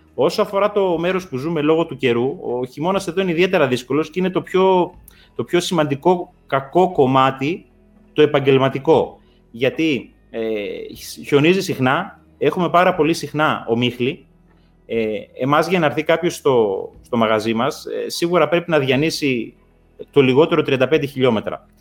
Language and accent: Greek; Sklithro, Western Macedonia, Greece; Το χωριό μου, παραδείγματο χάρη, είναι πατατοχώρι